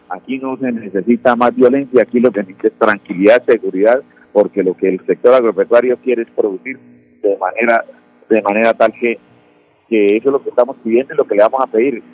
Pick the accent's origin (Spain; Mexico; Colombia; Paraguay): Colombia; Concepción, Santander; moved away; desde el municipio de Concepción, municipio que me vio nacer